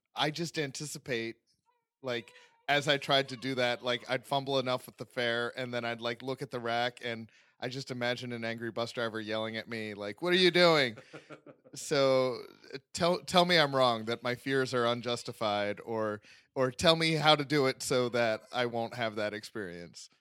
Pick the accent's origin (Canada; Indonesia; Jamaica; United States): United States; Pittsburgh, Pennsylvania; my hometown, Pittsburgh, Pennsylvania